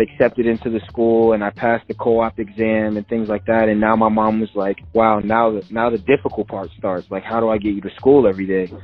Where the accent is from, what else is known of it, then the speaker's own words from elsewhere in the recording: Edison, New Jersey, United States; me and my mom are from Edison, which is like an hour and 15 minutes away